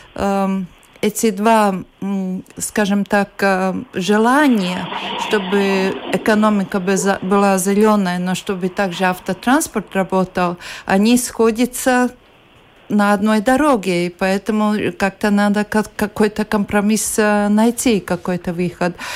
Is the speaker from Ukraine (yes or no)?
no; Latvia